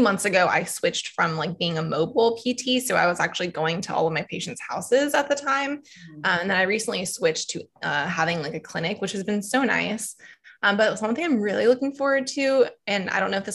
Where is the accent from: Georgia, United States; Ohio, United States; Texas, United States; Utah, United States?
Georgia, United States; Atlanta; moved away as an adult; now in Wilmington, United States; I'm from Atlanta, Georgia